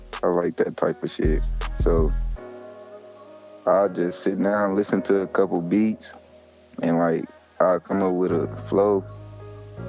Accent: Milwaukee, Wisconsin, United States; I'm from Milwaukee, Wisconsin

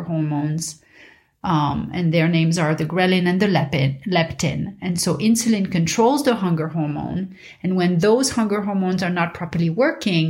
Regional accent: Paris, Île-de-France, France; moved away; when I was a kid growing up in Paris

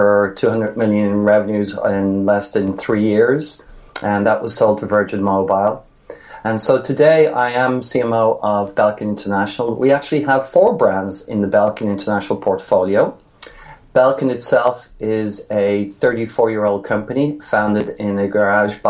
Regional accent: Dublin, Leinster, Ireland; moved away as an adult; now in United States; I am in the States 31 years. I'm actually from Dublin.

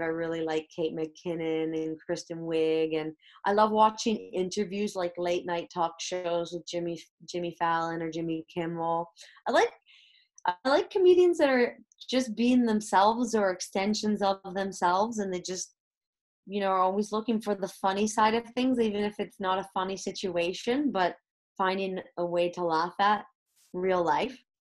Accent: Canada; moved away as an adult; now in Madrid, Spain; born and raised in Canada

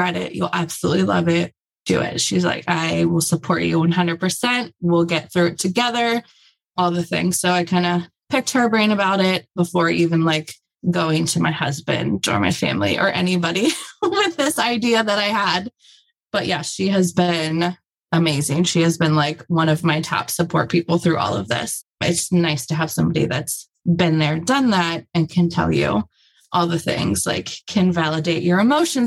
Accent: Cincinnati, Ohio, United States; I grew up in Cincinnati

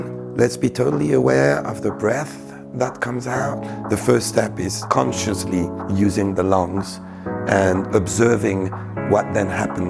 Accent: Geneva, Switzerland; I was raised in Geneva, in Switzerland. Originally, I'm Greek, so I feel very much at home in any Mediterranean country.

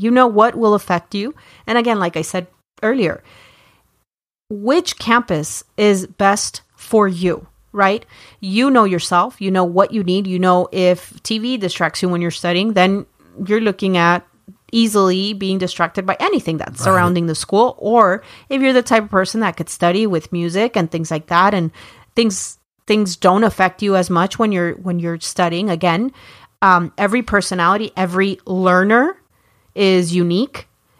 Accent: Florida, United States; I come from Florida, which is...

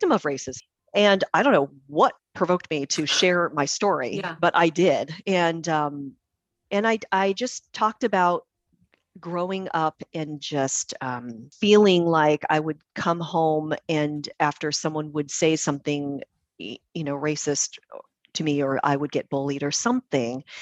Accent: Puyallup, Washington, United States; I was born and raised in Puyallup, which is a very, very white community.

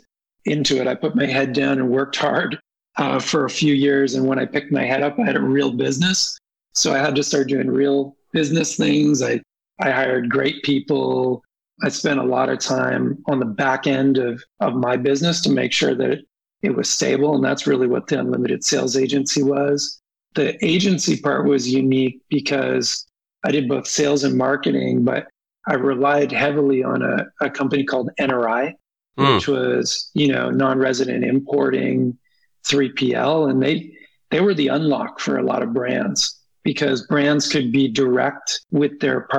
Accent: Toronto, Ontario, Canada; now in California, United States; I was born in Toronto, Ontario, Canada

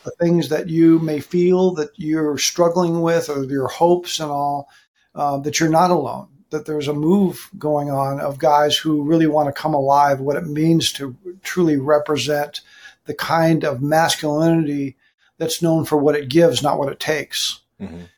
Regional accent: Southern California, United States; also born or lived in Hawaii; now in Texas, United States; In California, I grew up. I was raised in Southern California, so I'm I'm here in Texas.

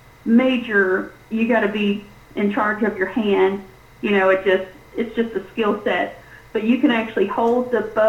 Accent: South Texas, United States; moved away; I'm Tex, almost Mex. I was born in South Texas, and so I'm used to heat

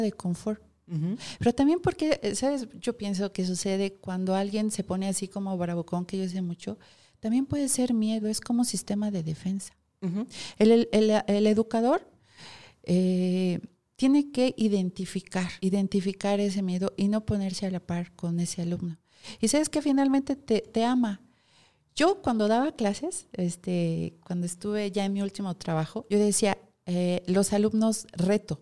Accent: Mexico; soy mexicano

